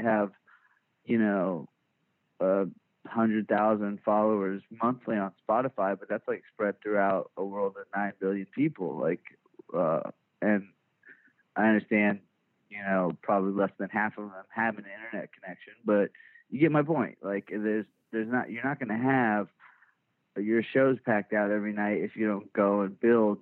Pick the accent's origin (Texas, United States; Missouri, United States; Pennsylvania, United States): Texas, United States; Richardson; I was born born and raised in Dallas uh, in like the first suburb north uh, of the Dallas city limits called Richardson